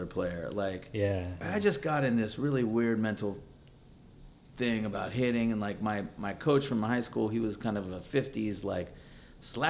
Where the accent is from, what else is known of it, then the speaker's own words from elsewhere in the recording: the Bay Area, California, United States; I grew up in the Bay